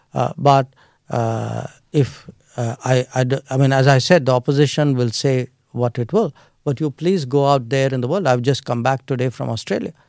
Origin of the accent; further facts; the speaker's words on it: Delhi, India; I was born in Delhi. I grew up in Delhi.